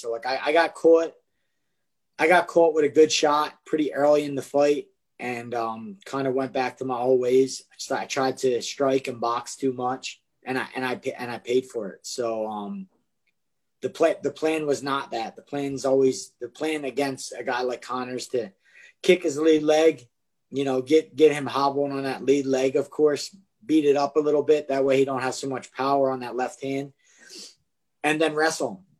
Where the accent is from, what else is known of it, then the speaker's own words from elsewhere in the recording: Philadelphia, Pennsylvania, United States; I grew up in Kensington, which is like probably possibly one of the most drug ridden, terrible places in Philadelphia to grow up.